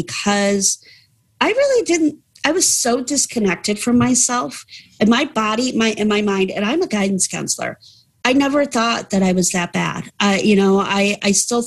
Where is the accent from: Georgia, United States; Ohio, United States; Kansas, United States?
Ohio, United States; Cleveland; I hail from Cleveland, Ohio in the States